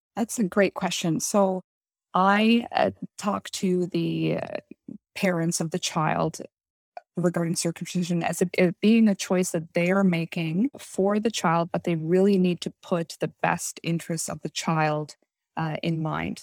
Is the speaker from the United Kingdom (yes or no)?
no; East Coast of Canada, Canada; moved away as an adult; also born or lived in Halifax, Nova Scotia / Alberta / Toronto; I'm from the East Coast of Canada originally